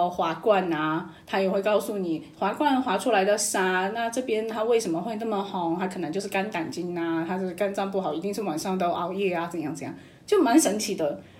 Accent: Chengdu, Sichuan, China; now in Taiwan; 我现在生活在台湾。自我介绍一下，我是来自成都

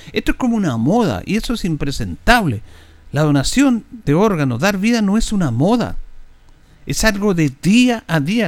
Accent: Chile

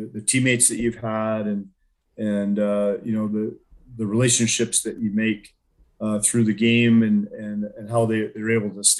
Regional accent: Colorado Springs, Colorado, United States; growing up in the Springs

